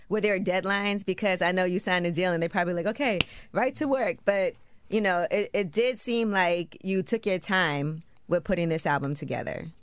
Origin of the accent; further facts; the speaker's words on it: New York, United States; I'm from New York.